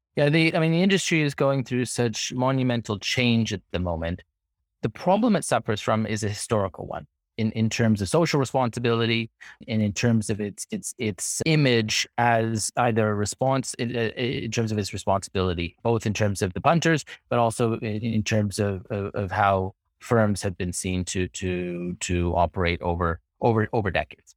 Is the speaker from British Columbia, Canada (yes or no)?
no; Toronto, Ontario, Canada; moved away as an adult; now in London, United Kingdom; I hail from Toronto, Canada. That's where I was born and raised, grew up.